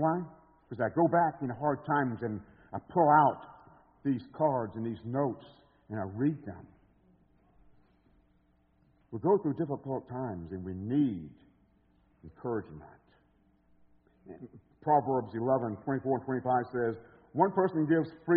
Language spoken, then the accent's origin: English; Alabama, United States; moved away as an adult; now in Chicago, United States; I was coming from Alabama with a super strong accent